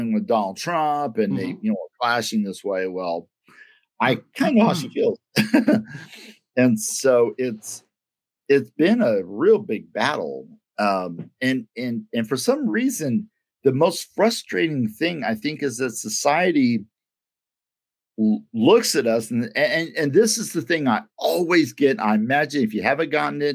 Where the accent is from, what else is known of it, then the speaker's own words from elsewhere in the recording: Kansas City, Missouri, United States; also born or lived in Alton, Missouri / Pierce City, Missouri; I'm from Kansas City